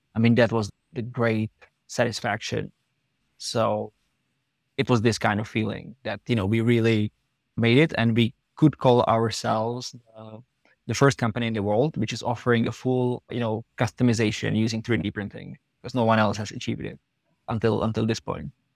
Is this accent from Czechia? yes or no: yes; Czechia; moved away as an adult; also born or lived in United States / Prague; we are both from the Czech Republic